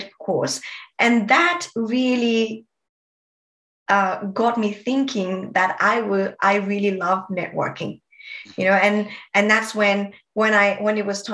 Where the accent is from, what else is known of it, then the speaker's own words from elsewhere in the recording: Nepal; moved away as an adult; now in Sydney, Australia; I was born and brought up in Nepal